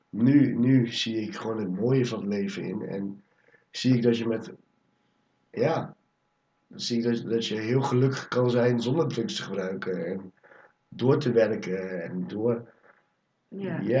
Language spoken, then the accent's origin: Dutch; Nijmegen, Gelderland, Netherlands; also born or lived in Almere / Cuijk; ik ben geboren in Almere. Daar heb ik tot een jaar of vier gewoond. Toen ben ik naar Kuik verhuisd. En daar heb ik een paar maandjes gewoond. Toen zijn we naar Nijmegen gewoond gegaan. Daar heb ik negen jaar gewoond.